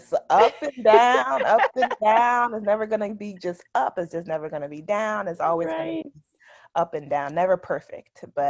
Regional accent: Orange, New Jersey, United States; now in Raleigh, United States; So I am 30 years old. I am originally from Orange, New Jersey. So super small town. I currently live in Raleigh, North Carolina.

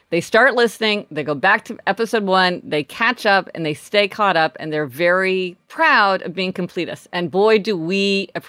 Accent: Midwest, United States; now in Los Angeles, United States; We grew up in the Midwest, so we, you know, we were part of that whole thing of people getting their license on the day they turned 16.

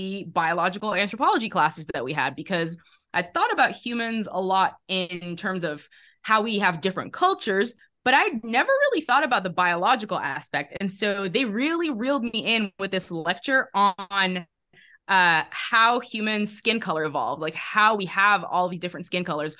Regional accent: Netherlands; moved away as an adult; also born or lived in England; I grew up in the Netherlands

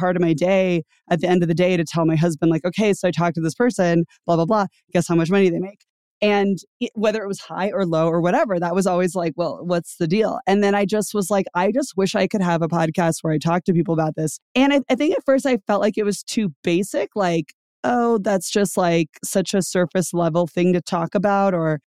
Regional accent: Louisiana, United States; A lot of it has to do with like, where did you come from? And I came from Louisiana, mm-hmm. where I wasn't paid very much.

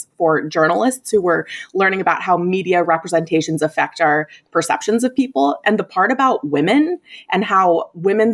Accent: southeastern Idaho, United States; Growing up as identical twins, we grew up in Idaho, in southeastern Idaho

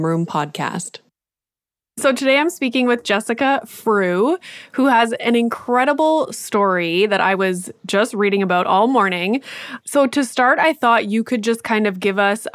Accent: Canada; I'm Canadian

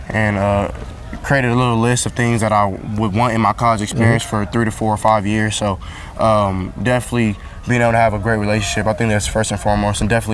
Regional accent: California, United States; the same place I come from, and they understand how it is growing up in California

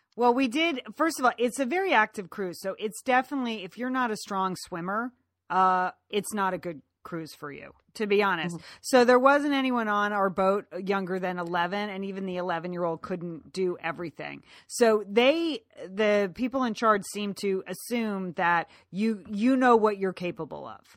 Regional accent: Ireland; I say that as an Irish woman

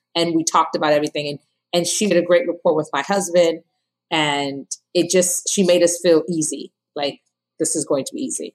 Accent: Ghana; now in New Jersey, United States; I'm from Ghana, West Africa

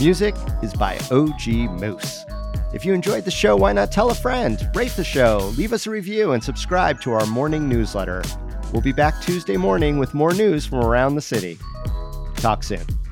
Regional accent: Las Vegas, Nevada, United States; I grew up in Las Vegas

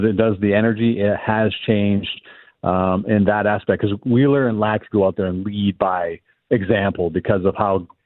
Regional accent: Canada; like I just we're so Canadian.

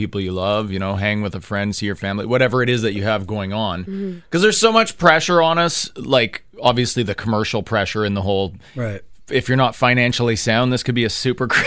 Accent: Thunder Bay, Ontario, Canada; I'm from Thunder Bay

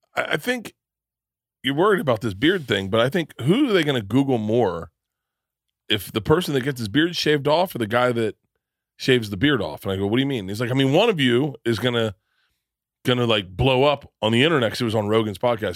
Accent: Tampa, Florida, United States; I grew up in Florida

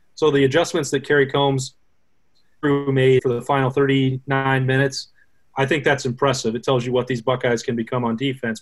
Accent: Casper, Wyoming, United States; moved away; My hometown is Casper, and then went to school, the uh, most famous university in the world, University of Wyoming down in Laramie.

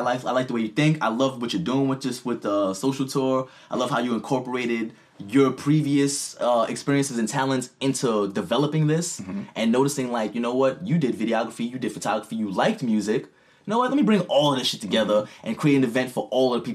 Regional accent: New York City, New York, United States; I grew up in Queensbridge, projects, shit, biggest projects in fucking North America

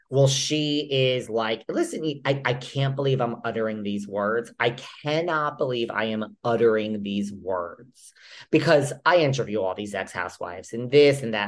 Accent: New York, United States; I'm a New Yorker

